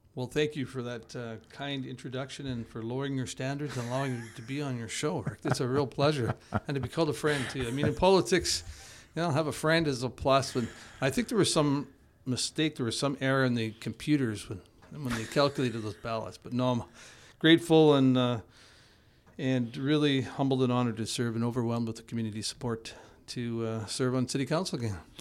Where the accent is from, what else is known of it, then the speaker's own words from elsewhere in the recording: Edmonton, Alberta, Canada; now in Kelowna, Canada; I grew up in Edmonton